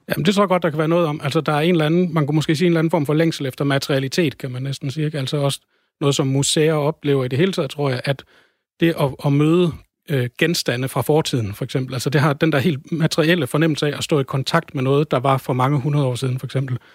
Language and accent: Danish; Denmark; jeg som dansker